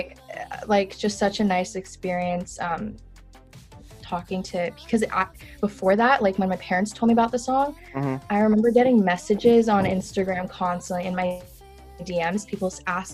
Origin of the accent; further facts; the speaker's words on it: Malaysia; I was born in Malaysia as well